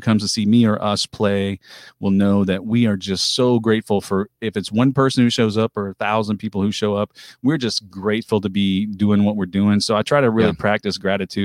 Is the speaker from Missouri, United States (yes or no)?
yes; Pilot Knob, Missouri, United States; I grew up on Middlebrook Road out in the middle of nowhere, just outside of Pilot Knob